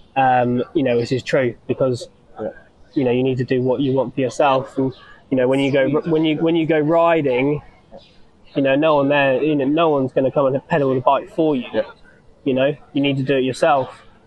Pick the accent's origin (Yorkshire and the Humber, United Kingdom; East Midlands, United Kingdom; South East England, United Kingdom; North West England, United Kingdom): South East England, United Kingdom; East Sussex; from East Sussex, so I'm like in between Brighton and London.